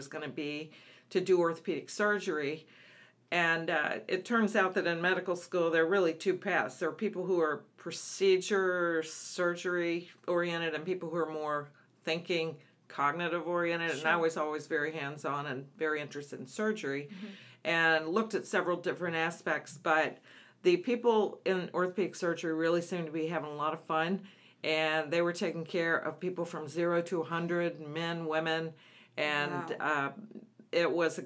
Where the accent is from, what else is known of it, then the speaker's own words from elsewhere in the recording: Northern Kentucky, United States; moved away; also born or lived in Alabama; I grew up in Northern Kentucky in a blue-collar family